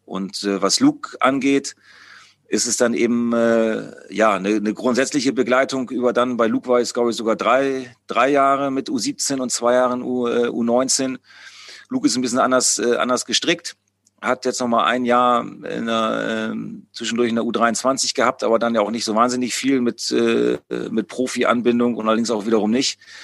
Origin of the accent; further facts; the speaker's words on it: Bremen, Germany; moved away as an adult; also born or lived in Hamburg; now in Osnabrück, Germany; jetzt war ich wieder in meiner, in meiner Heimatstadt, wo ich auch früher, äh, sehr oft im, im Stadion war, ähm, als, als kleiner Jung